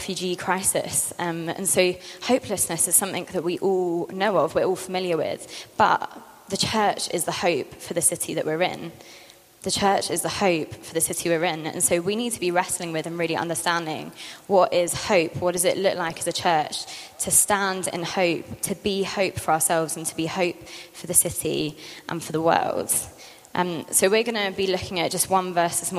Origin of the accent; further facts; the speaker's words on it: London, United Kingdom; moved away as an adult; I grew up in London, came here 6 years ago for uni, and then stayed and worked for Central.